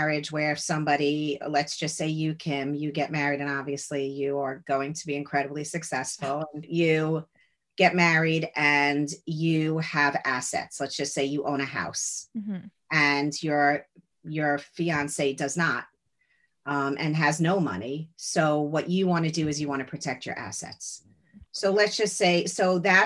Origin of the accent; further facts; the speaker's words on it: Lawrence, New York, United States; now in New York City, United States; I grew up in Lawrence, Long Island.